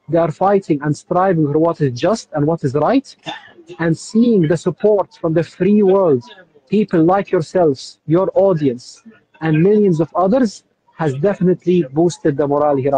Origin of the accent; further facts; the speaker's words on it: Jerusalem, Palestine; now in Gaza, Palestine; I came to Gaza around 2 years ago. I'm originally from Jerusalem. My wife is originally from Gaza.